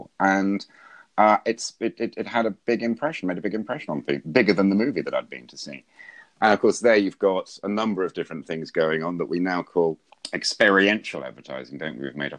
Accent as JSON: {"language": "English", "town": "Wellesbourne", "region": "West Midlands", "country": "United Kingdom", "tie": "born or raised there", "said": "a little village where I grew up just outside Stratford-on-Avon"}